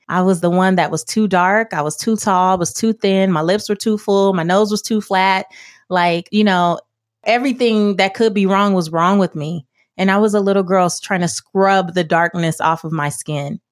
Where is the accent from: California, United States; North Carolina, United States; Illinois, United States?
California, United States; Los Angeles; I grew up in South Central Los Angeles